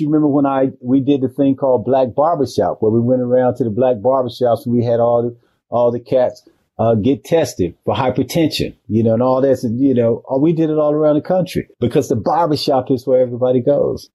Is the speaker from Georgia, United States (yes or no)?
yes; Macon, Georgia, United States; moved away; my home city of Macon